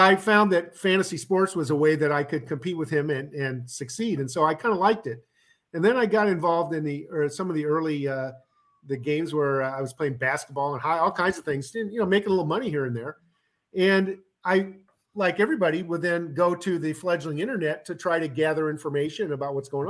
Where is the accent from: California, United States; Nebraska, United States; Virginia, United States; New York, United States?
Nebraska, United States; Omaha; now in East Coast, United States; I grew up in Omaha, Nebraska